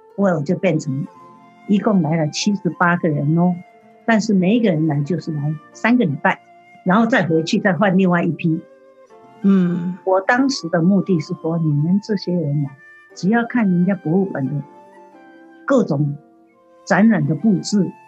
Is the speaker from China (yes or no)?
no; Taiwan; now in United States; 这是从台湾，我的故乡来的